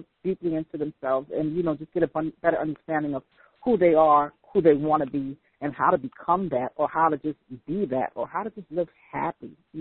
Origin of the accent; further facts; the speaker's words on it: New York, United States; I'm from New York